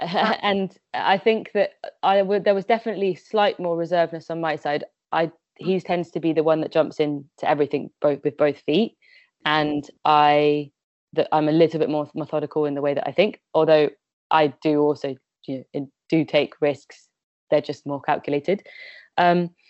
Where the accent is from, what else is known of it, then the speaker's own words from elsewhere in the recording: West Midlands, United Kingdom; I grew up in the West Midlands